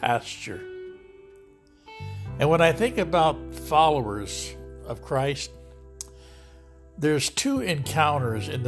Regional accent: Lodi, California, United States; my hometown of Lodi, California

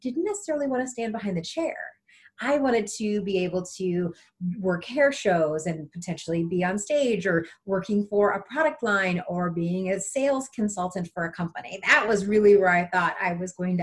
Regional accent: South Bend, Indiana, United States; I as well grew up in South Bend, Indiana, had a really normal, just childhood

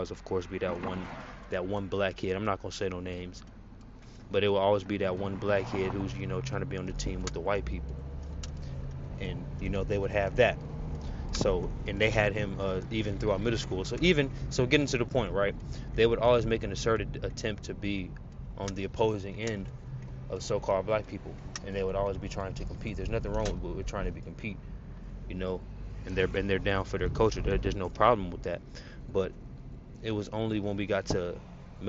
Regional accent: Phoenix, Arizona, United States; growing up in Phoenix, Arizona

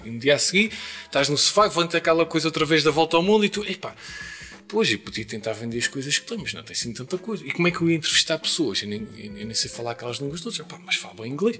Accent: Terceira, Azores, Portugal; na minha terra

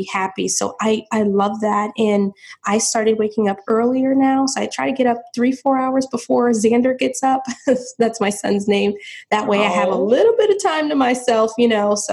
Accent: St. Petersburg, Florida, United States; moved away as an adult; now in South Florida, United States; I'm from St. Petersburg, Florida, which is about 4 hours away

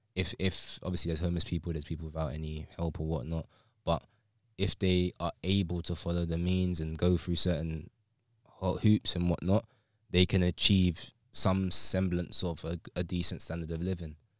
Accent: London, United Kingdom; I'm from England, London

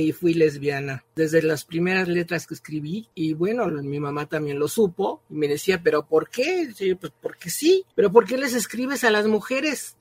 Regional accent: Mexico; Nací en 1939 en México.

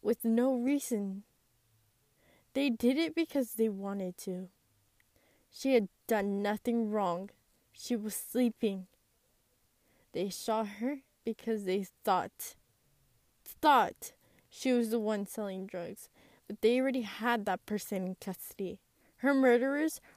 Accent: United States; I am a first-generation Hispanic American. I grew up here in America

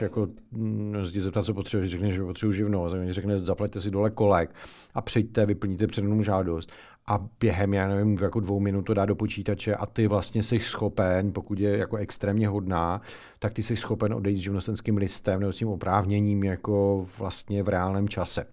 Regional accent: Ostrava, Moravian-Silesian Region, Czechia; oba dva jsme z Ostravy

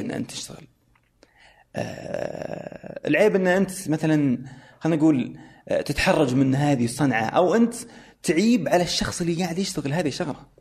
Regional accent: Saudi Arabia; انا سعودي

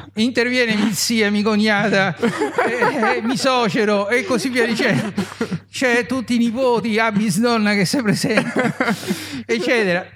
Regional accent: Rome, Lazio, Italy; moved away as an adult; also born or lived in Palermo; sono romano di Roma

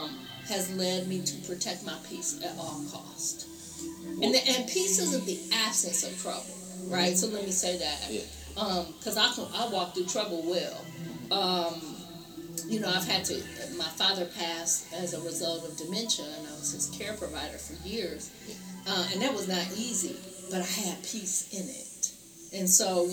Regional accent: Flint, Michigan, United States; I was born and raised in Flint, educated through the Flint Community Schools. I'm a Flint alum. Grew up right here

